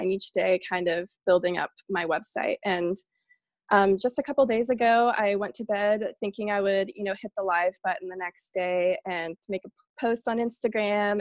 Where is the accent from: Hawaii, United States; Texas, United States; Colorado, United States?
Texas, United States; Boerne; moved away as an adult; also born or lived in Savannah, Georgia; I grew up in Bernie, Texas, which is outside of San Antonio.